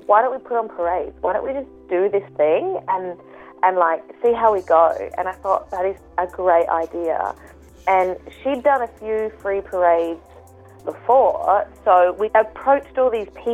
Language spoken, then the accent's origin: English; Adelaide, South Australia, Australia; I grew up in Adelaide, I'm friends with, like, quite a lot of people